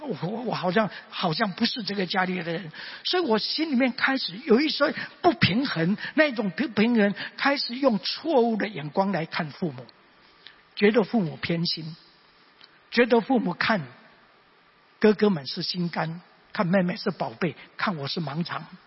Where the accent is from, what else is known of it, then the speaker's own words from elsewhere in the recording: Mingjian Township, Nantou County, Taiwan; 因为当时家庭的环境，所以我生在南投民间乡的乡下